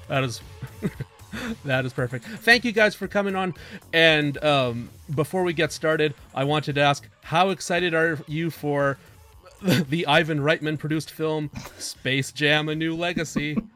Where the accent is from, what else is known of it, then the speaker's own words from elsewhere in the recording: Canada; We're Canadian